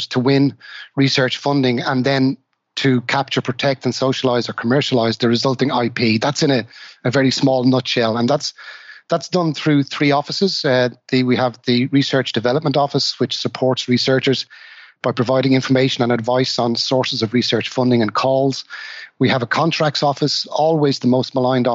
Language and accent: English; Dublin, Leinster, Ireland; I'm originally from Dublin, Ireland